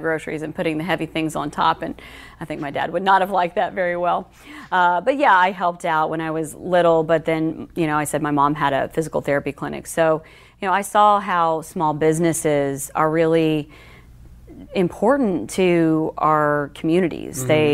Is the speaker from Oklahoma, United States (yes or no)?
yes; Chickasha, Oklahoma, United States; being from Chickasha